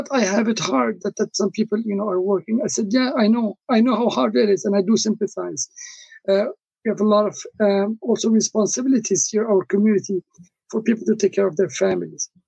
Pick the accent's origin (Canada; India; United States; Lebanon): Lebanon; also born or lived in Congo; I come originally from Lebanon, although I was born in the Congo, which is in Africa.